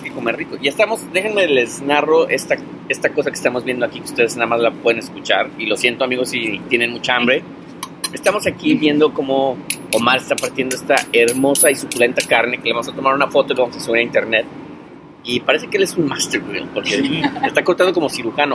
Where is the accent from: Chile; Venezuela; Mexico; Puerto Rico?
Mexico; now in New York, United States; como buen mexicano